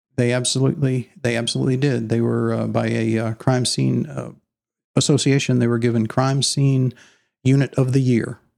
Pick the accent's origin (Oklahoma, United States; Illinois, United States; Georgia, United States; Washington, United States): Illinois, United States; moved away as an adult; also born or lived in Dallas, Texas; now in Allen, Texas, United States; I was raised in Illinois, in the Corn Belt